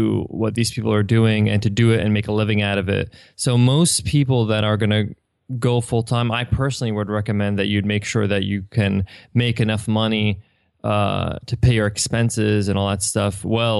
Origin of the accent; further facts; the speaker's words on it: Manhattan, New York, United States; now in San Diego, United States; I'm from New York. I was born and raised there, and I actually moved from Manhattan to San Diego.